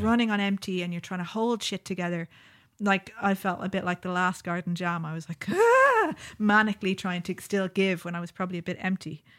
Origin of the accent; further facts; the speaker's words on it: Ireland; Growing up in Ireland